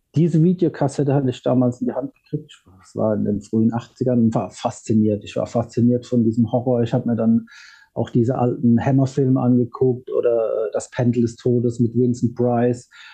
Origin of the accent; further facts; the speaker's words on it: Ludwigshafen, Rhineland-Palatinate, Germany; bei uns in Ludwigshafen haben viele, viele Bands gespielt